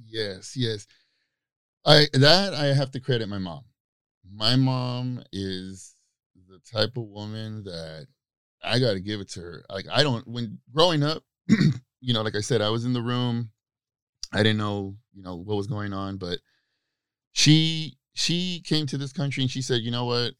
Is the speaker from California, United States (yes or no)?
yes; Baldwin Park, California, United States; I grew up in Baldwin Park, California, and uh, in the '90s.